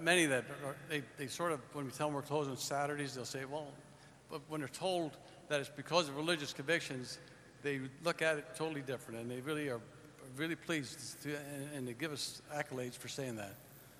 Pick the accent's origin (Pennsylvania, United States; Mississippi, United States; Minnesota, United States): Pennsylvania, United States; Allentown; I'm from Allentown, Pennsylvania.